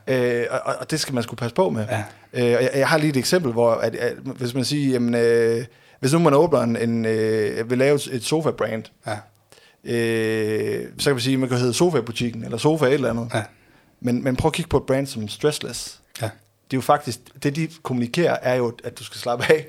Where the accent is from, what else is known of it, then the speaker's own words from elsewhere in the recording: Aalborg, North Denmark Region, Denmark; jeg kommer fra Aalborg.